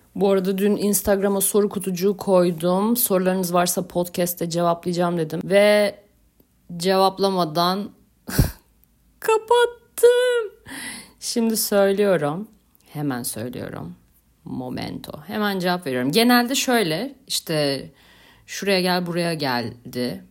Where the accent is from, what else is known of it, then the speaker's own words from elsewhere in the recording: Beyoğlu, Istanbul, Turkey; also born or lived in Gültepe; Ben Beyoğlu'luyum